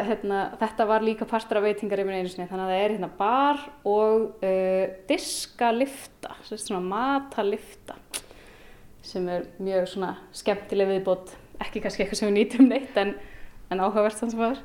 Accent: Akureyri, Northeastern Region, Iceland; also born or lived in Reykjavík / Hvolsvöllur / Denmark; Ég er hérdan frá Akureyri og uh, eh, ólst aðeins upp sem sagt fætt í Reykjavík og ólst aðeins upp á Kvólsvöldi en öll mín fjölskylda híðan

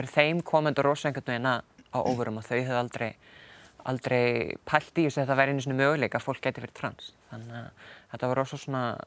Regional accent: Stóra-Búrfell farm, Austur-Húnavatnssýsla, Northwestern Region, Iceland; moved away as an adult; also born or lived in Akureyri; now in United Kingdom; ég er fættu uppalinn á Sveitabæ í austur húnavansíslu eh, sem heitir Storabúrfell

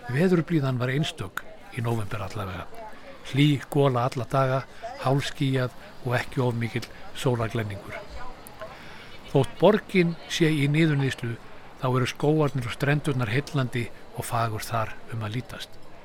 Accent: Iceland

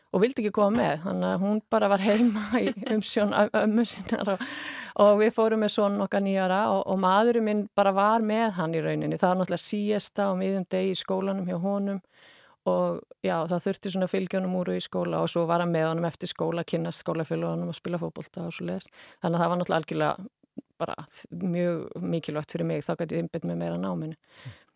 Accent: Húsavík, Northeastern Region, Iceland; ég kem frá Húsavík er, er fætt á Húsavík

